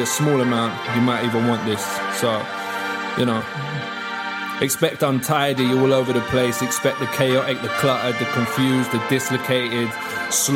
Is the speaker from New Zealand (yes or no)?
no; England, United Kingdom